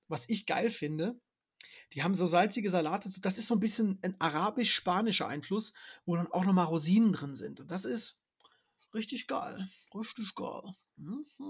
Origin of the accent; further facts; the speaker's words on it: Dresden, Saxony, Germany; ich bin ja Dresdner